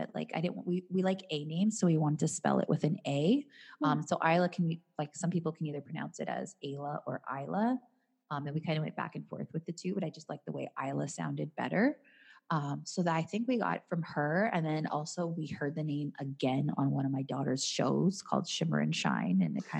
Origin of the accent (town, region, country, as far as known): Canada